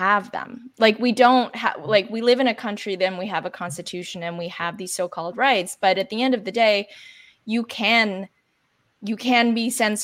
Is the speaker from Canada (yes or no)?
yes; Canada; I grew up in Canada where we have, you know, socialized healthcare